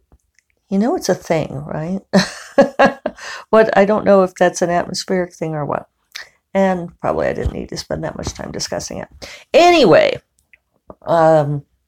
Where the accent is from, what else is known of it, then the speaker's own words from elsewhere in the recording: Denver, Colorado, United States; now in New Mexico, United States; growing up in Denver